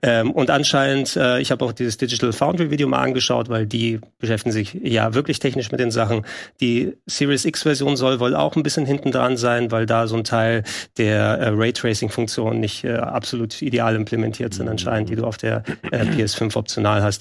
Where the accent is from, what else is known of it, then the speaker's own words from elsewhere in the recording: Greece; als Grieche